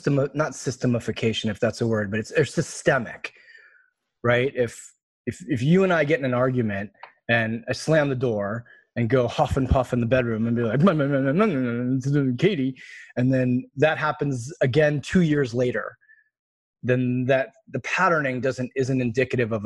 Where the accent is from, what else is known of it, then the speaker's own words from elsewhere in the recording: East Coast, United States; I grew up on the East Coast where everything's logical and factual